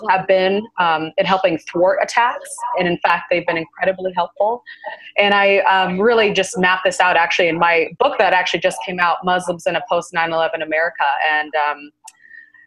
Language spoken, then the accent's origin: English; Seattle, Washington, United States; moved away as an adult; now in California, United States; I'm originally from Seattle, Washington